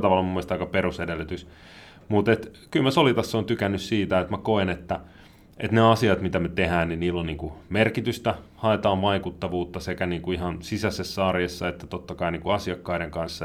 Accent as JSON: {"language": "Finnish", "town": "Helsinki", "region": "Uusimaa", "country": "Finland", "tie": "born or raised there", "moved": "as an adult", "lives_now": "Rusko, Finland", "said": "mä oon Helsingistä kotosi, siellä asunut"}